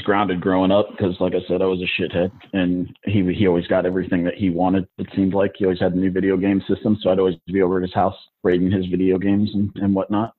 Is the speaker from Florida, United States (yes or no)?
no; South Bend, Indiana, United States; now in Augusta, United States; I'm originally from South Bend, Indiana